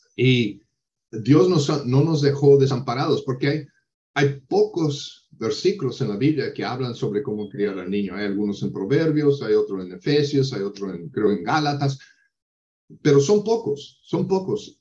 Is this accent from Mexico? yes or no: no; United States; Spanish is a second language; Yo soy estadounidense